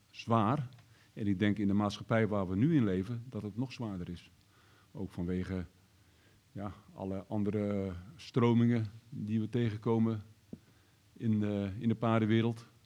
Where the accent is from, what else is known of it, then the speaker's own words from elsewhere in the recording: Ermelo, Gelderland, Netherlands; Ik kom uit Ermelo.